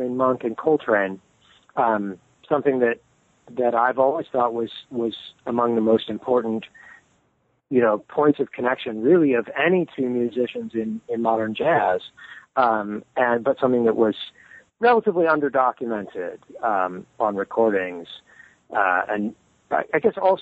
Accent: Modesto, California, United States; I grew up in California in the Central Valley, so not far from the Redwood Country, but not quite in it, in the city of Modesto.

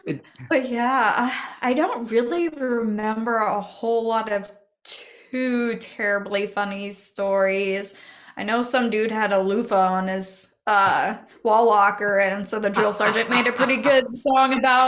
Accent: Oxford, Nebraska, United States; born or raised there

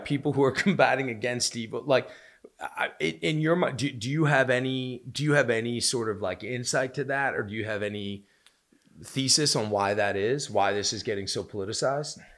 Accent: United States; I'm an American

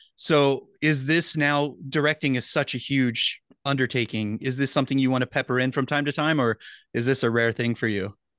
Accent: United States; just as a, a dumb American

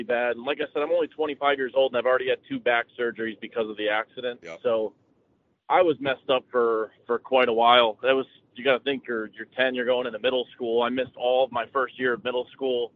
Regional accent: Danbury, Connecticut, United States; I come from Danbury, Connecticut

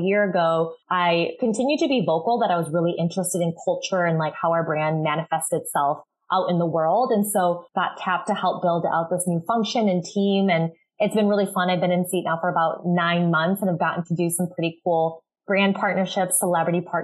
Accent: Chicago, Illinois, United States; moved away as an adult; also born or lived in Minneapolis, Minnesota; now in Los Angeles, United States; I'm originally from Chicago, like suburbs, but I'm based in LA right now

